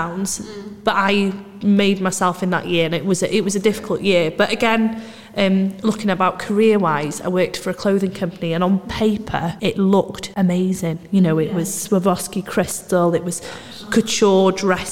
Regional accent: Anglesey, Wales, United Kingdom; moved away as an adult; also born or lived in Manchester; I moved back to Anglesey to home

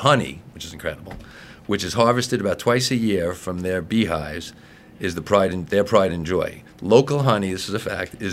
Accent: Wantagh, New York, United States; also born or lived in East Northport, New York / Northport, New York; I grew up when I was born in Wantagh, in Nassau County

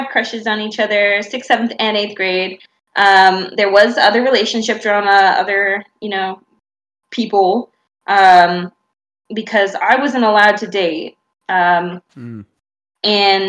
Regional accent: Shelton, Washington, United States; also born or lived in California; we were both 11 when I moved from California to Shelton, Washington, a little redneck town north of Olympia, west of Olympia

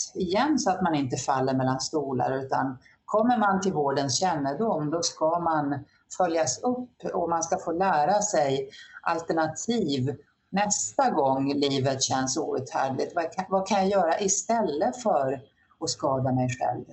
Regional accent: Norrland, Sweden; moved away; när jag växte upp i Norrland

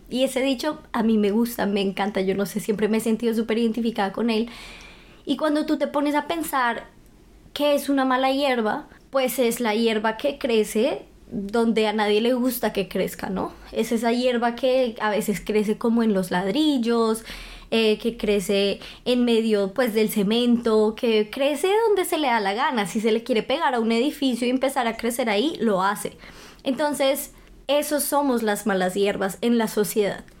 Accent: Bogotá, Colombia; moved away as an adult; now in Germany; soy de Bogotá, Colombia

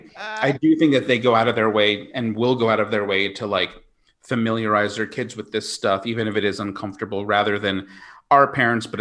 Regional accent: Smithtown, New York, United States; Long Island. Smithtown

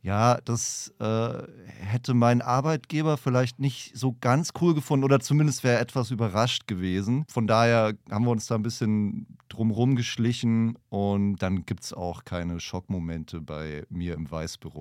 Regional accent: Franconia, Bavaria, Germany; Ich komme aus Franken.

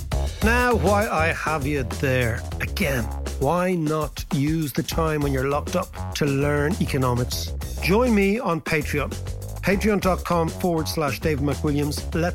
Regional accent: Dublin, Leinster, Ireland; the mayor represents, in Dublin, let's say, because we're from Dublin, 1 million people.

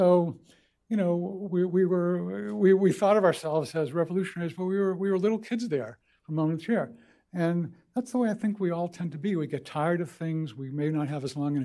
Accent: Boston, Massachusetts, United States; moved away; I grew up in Boston. Basically, grew up at Fenway Park

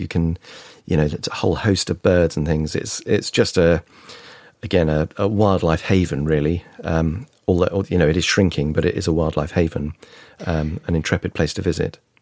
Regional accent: United Kingdom; growing up and being British

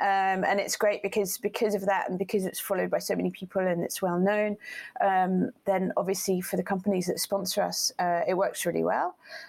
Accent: Portsmouth, South East England, United Kingdom; born there; So that's why I was born in Portsmouth, because he was based, he was in the Navy, and he was based in Portsmouth.

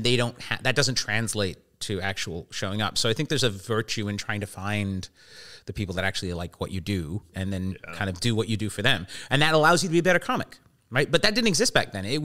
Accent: England, United Kingdom; born there; because I was born in England

